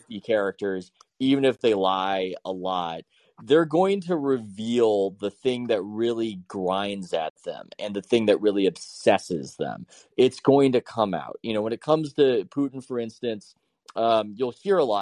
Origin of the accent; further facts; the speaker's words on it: San Diego, California, United States; I'm from San Diego, and I will say it's almost like being in Hawaii